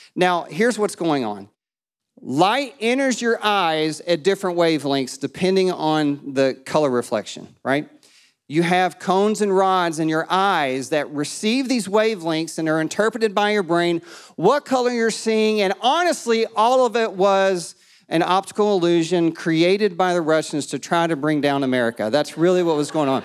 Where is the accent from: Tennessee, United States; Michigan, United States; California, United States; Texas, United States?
Tennessee, United States; East; now in Murfreesboro, United States; I'm from East Tennessee. My dad's still in Kingsport